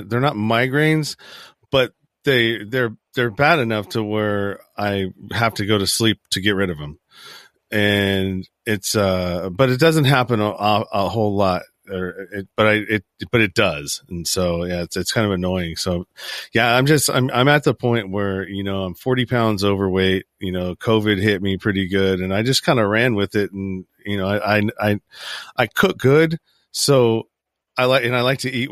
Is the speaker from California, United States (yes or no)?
yes; Northern California, United States; I'm from Northern California too